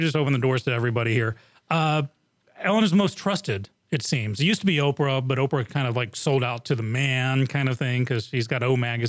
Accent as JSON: {"language": "English", "region": "England", "country": "United Kingdom", "tie": "born or raised there", "moved": "yes", "said": "growing up in England"}